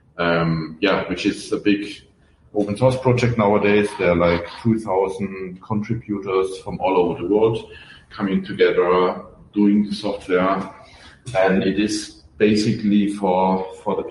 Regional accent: Germany; accent: German; I'm German, as you can hear from my accent

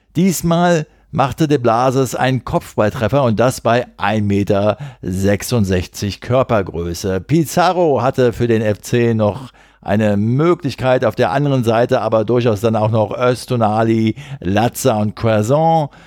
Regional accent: Berlin, Germany; als Berliner

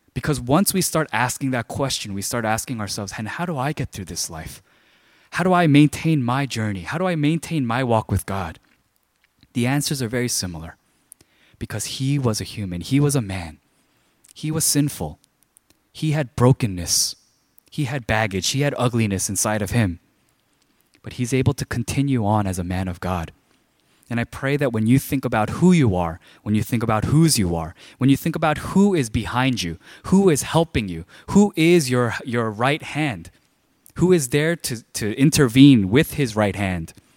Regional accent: New York City, New York, United States; when I was growing up in Flushing, there were a lot of like gangs

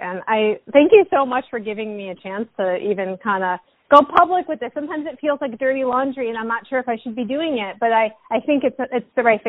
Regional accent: New York, United States; as a New Yorker

